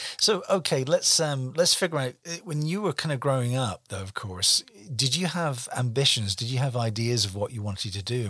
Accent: Glasgow, Scotland, United Kingdom; born there; also born or lived in Devizes; You know, I can say that I was born in Glasgow, Scotland, so I'm Scots by birth. But where do I really come from? Well, the longest place I ever lived in was Devizes in Wiltshire for 30 years

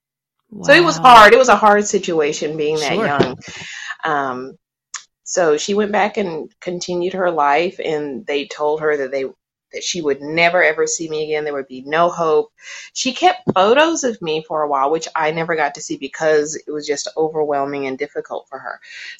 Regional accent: South Carolina, United States; moved away as an adult; also born or lived in Charlotte, North Carolina; now in California, United States; I was born in North Carolina. I was raised in South Carolina.

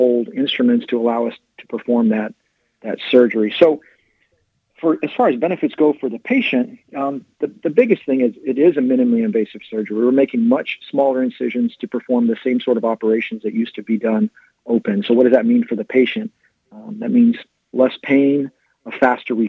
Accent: San Angelo, Texas, United States; moved away as an adult; also born or lived in Fort Worth, Texas / Dayton, Ohio; now in Norman, United States; I grew up in West Texas, out in San Angelo

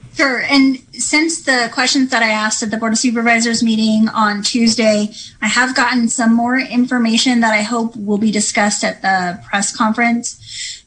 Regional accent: Mendocino County, California, United States; I grew up in Mendocino County.

